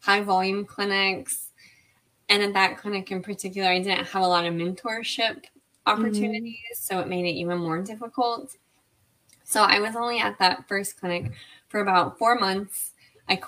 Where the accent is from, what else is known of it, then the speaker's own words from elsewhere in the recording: Lake Jackson, Texas, United States; moved away as an adult; also born or lived in San Angelo, Texas; now in Austin, United States; I am from Lake Jackson, Texas, a small town south of Houston. But I currently live in Austin, Texas.